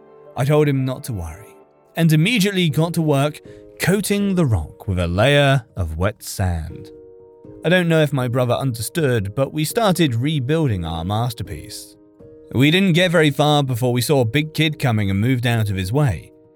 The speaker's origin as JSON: {"language": "English", "region": "California", "country": "United States", "tie": "born or raised there", "said": "I grew up in California, but not close enough to beach to go there often"}